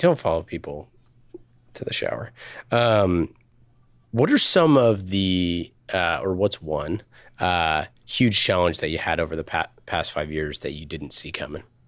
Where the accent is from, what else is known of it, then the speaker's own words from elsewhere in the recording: Northern California, United States; I grew up in Northern California